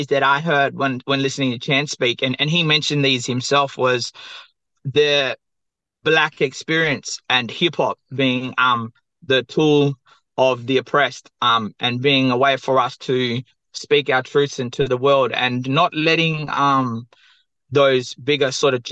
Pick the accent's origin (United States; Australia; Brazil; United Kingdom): Australia; Perth, Western Australia; I'm from the southwest of Western Australia, Boorloo, or Perth